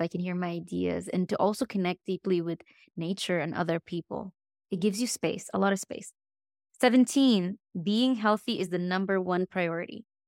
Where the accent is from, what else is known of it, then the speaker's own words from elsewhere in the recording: Egypt; now in Dallas, United States; I'm not from Texas. I'm from Egypt.